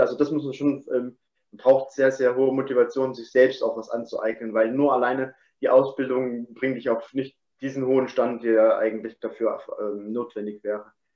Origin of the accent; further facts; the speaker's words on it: Chemnitz, Saxony, Germany; moved away as an adult; also born or lived in Dresden; im 23. Lebensjahr bin ich ähm, von meinem Heimatort weggezogen aus Chemnitz, beziehungsweise Dresden habe ich da gewohnt noch